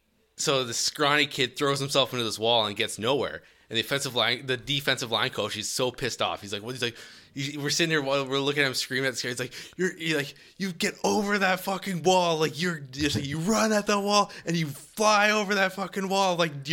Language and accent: English; Edmonton, Alberta, Canada; Here in Edmonton.